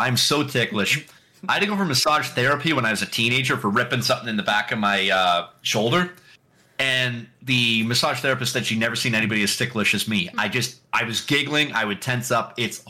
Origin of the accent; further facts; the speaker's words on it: Canada; No. You scared him away. We don't like to be called out for being Canadian.